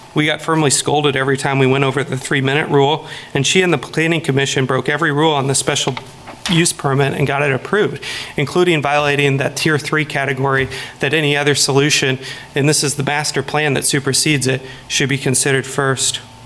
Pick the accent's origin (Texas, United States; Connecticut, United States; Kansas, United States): Kansas, United States; Lawrence; I am from Lawrence originally